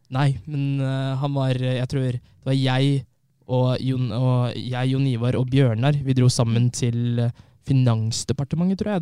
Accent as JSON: {"language": "Norwegian", "town": "Fredrikstad", "region": "Østfold", "country": "Norway", "tie": "born or raised there", "also_born_or_lived": "Trondheim", "said": "Har levd i Fredrikstad nesten hele mitt liv"}